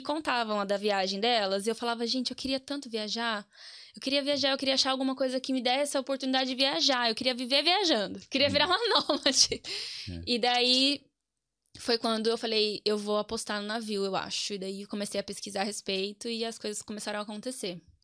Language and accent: Portuguese; Piracicaba, São Paulo, Brazil; accent: caipira; Eu sou nascida em São Paulo, mas moro em Piracicaba, que é interior, desde os meus cinco anos. Então já hum. sou caipira